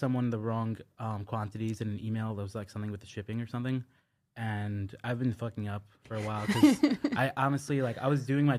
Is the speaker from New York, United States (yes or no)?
yes; New York City, New York, United States; I grew up in Brooklyn.